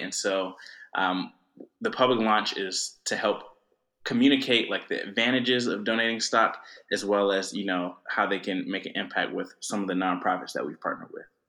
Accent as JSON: {"language": "English", "town": "Atlanta", "region": "Georgia", "country": "United States", "tie": "born or raised there", "said": "I'm originally from Atlanta, uh, grew up there"}